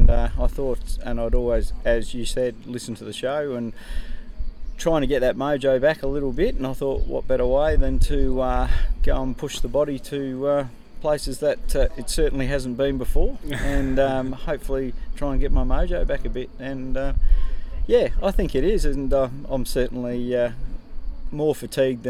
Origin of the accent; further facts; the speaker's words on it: Darwin, Northern Territory, Australia; I'm from Darwin in the NT, back there in Australia.